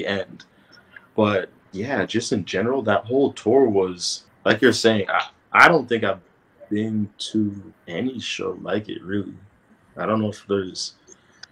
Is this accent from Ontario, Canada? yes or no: yes; Toronto, Ontario, Canada; born or raised there